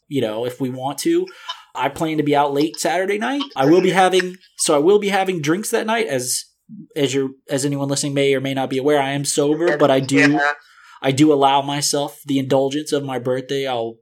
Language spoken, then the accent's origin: English; New Orleans, Louisiana, United States; moved away; I'm from New Orleans, so I'm used to that atmosphere